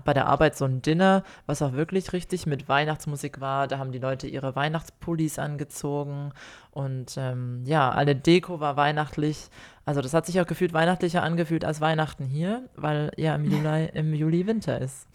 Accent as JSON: {"language": "German", "country": "Germany", "tie": "born or raised there", "moved": "yes", "lives_now": "Australia"}